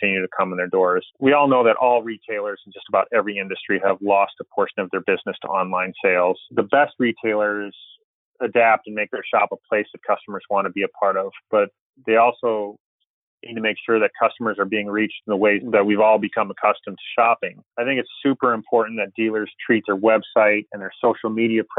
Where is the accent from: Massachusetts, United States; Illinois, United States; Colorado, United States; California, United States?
Illinois, United States; Chicago; I grew up in Chicago